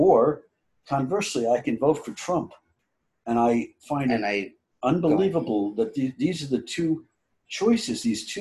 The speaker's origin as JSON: {"language": "English", "region": "New Jersey", "country": "United States", "tie": "born or raised there", "said": "growing up in New Jersey"}